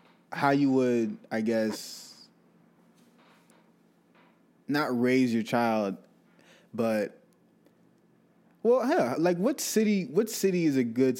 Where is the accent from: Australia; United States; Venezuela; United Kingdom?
United States; the Bay Area, California; I'm from the Bay